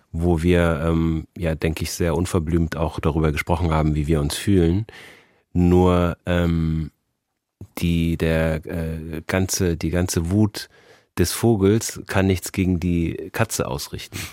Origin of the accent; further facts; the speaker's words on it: Germany; also born or lived in Austria / United States; bin mit sechs Jahren nach Deutschland gezogen. Also bin hier von der ersten bis zum Abitur